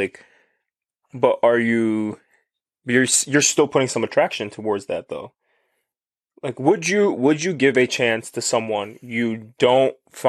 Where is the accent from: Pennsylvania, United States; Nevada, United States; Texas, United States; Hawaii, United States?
Pennsylvania, United States; Philadelphia; I'm from Philly.